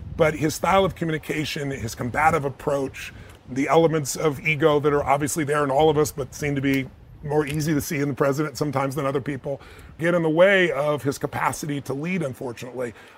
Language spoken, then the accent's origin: English; United States; I'm an American